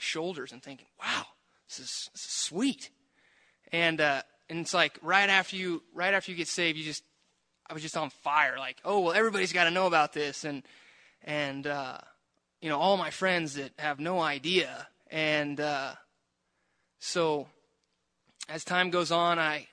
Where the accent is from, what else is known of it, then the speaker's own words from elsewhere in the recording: Prineville, Oregon, United States; I grew up in Prineville. My whole life, I was raised in the church.